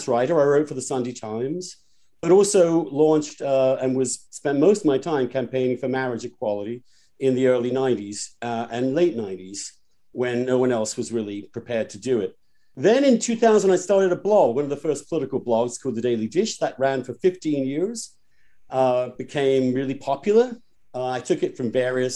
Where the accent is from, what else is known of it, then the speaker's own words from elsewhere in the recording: East Grinstead, South East England, United Kingdom; moved away as an adult; also born or lived in Oxford; now in United States; I am from East Grinstead